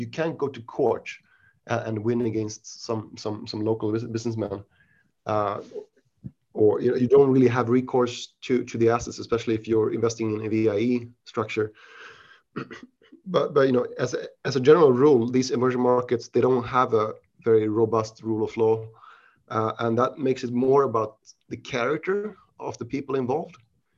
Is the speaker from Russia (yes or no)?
no; Sweden; English is a second language; moved away as an adult; also born or lived in Switzerland / United Kingdom; now in Asia; I consider myself Swedish because my parents are Swedish. But I was born in Switzerland outside of Geneva to Swedish parents. I moved to Sweden when I was 6 years old and I studied there, you know, for most of my education.